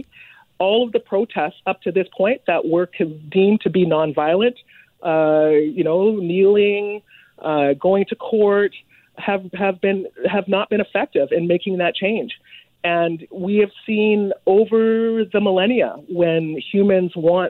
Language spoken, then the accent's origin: English; Vancouver, British Columbia, Canada; we Canadians, and I, my hometown is Vancouver. I'm here, as a second generation immigrant living here